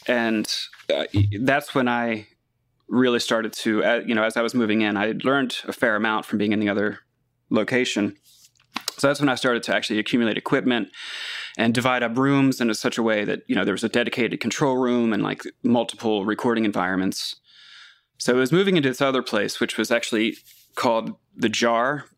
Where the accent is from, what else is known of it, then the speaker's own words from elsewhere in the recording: Catonsville, Maryland, United States; Catonsville, Maryland, which is just about six miles outside Baltimore